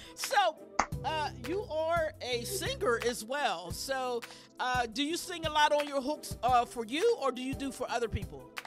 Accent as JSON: {"language": "English", "town": "Pittsburgh", "region": "Pennsylvania", "country": "United States", "said": "I'm from Pittsburgh"}